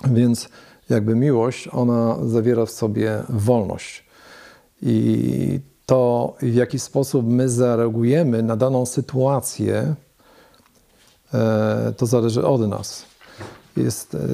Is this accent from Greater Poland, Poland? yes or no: yes; Leszno, Greater Poland, Poland; now in Wrocław, Poland; A ja z Wielkopolski, z Leszna.